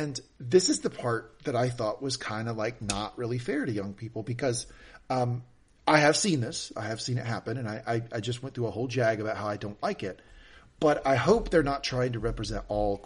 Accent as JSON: {"language": "English", "region": "the South", "country": "United States", "tie": "born or raised there", "said": "where I grew up in the South"}